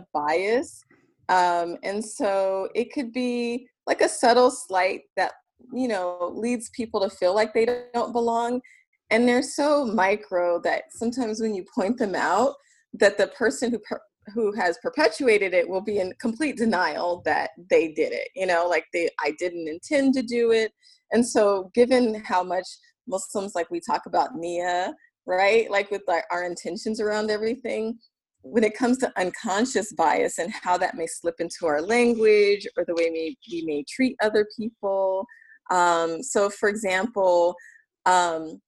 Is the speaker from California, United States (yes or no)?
yes; California, United States; accent: Californian; my accent is very Californian